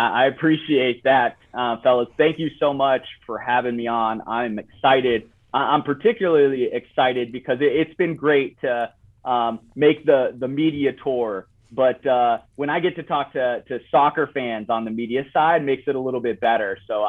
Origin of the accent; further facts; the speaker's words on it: Italy; English is a second language; now in United States; And so I grew up in Italy, and soccer was a big part of my life.